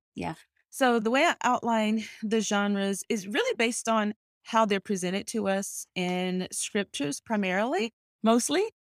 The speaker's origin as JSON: {"language": "English", "region": "North Carolina", "country": "United States", "tie": "born or raised there", "also_born_or_lived": "Cayman Islands", "moved": "as an adult", "lives_now": "Washington, D.C., United States", "said": "I was born in North Carolina, a small, one traffic light town"}